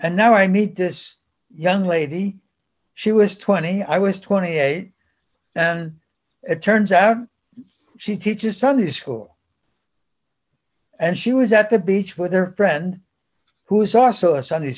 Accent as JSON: {"language": "English", "town": "Bound Brook", "region": "New Jersey", "country": "United States", "tie": "born or raised there", "also_born_or_lived": "Spain", "first_language": "Spanish", "moved": "as an adult", "said": "we settled in Bound Brook, New Jersey, and that's where I lived up until I was 44"}